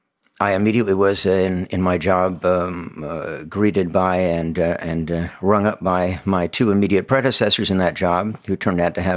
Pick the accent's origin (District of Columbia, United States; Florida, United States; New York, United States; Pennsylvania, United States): District of Columbia, United States; Washington; And I came from the Washington, D.C. area, so I had become aware that Washington was something of a center for retail purchase of wine